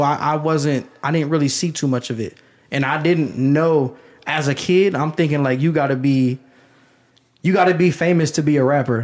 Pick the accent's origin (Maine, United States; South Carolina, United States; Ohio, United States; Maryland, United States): Ohio, United States; Canton; also born or lived in Dellroy / Carrollton; I grew up in Canton